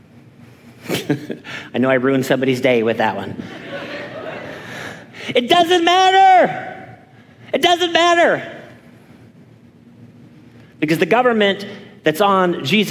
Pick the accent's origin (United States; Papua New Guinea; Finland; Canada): Canada; I'm Canadian